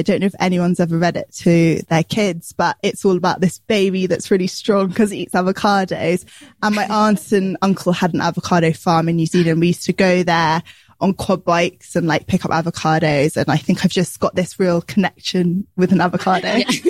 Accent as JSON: {"language": "English", "country": "United Kingdom", "tie": "born or raised there"}